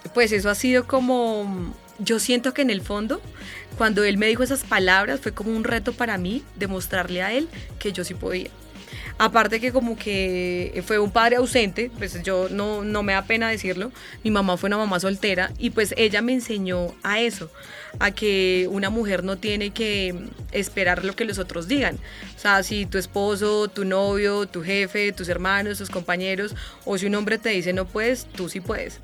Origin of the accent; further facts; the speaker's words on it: Boyacá, Colombia; moved away as an adult; now in Bogotá, Colombia; yo siempre me he sentido como muy orgullosa de ser boyacense